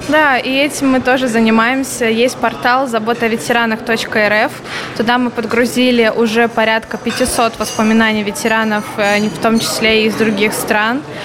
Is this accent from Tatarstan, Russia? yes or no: no; Tver, Tver Oblast, Russia; я сама из Тверской области, из города Твери